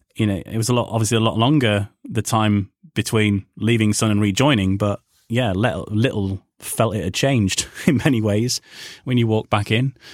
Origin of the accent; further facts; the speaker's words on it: Yorkshire and the Humber, United Kingdom; moved away as an adult; also born or lived in Wales; coming from Yorkshire and, you know, not being Welsh